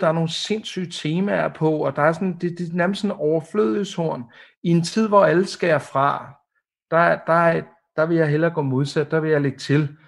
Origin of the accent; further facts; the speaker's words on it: Denmark; som dansker